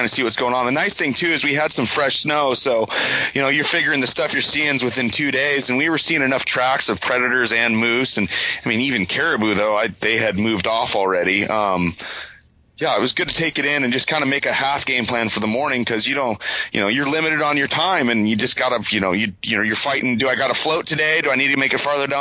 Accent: Montana, United States; moved away; growing up in Montana

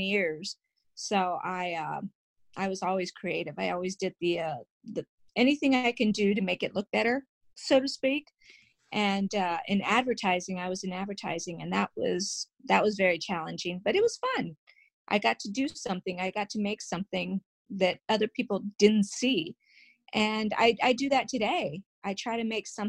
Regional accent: northern New Mexico, United States; I grew up on a farm in a very small town in northern New Mexico.

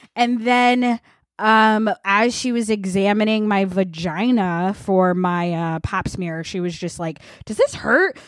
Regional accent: Vermont, United States; I grew up in Vermont

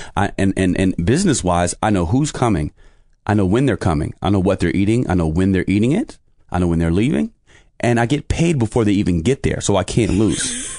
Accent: New York City, New York, United States; also born or lived in Poughkeepsie, New York; Spent most of my life in Brooklyn

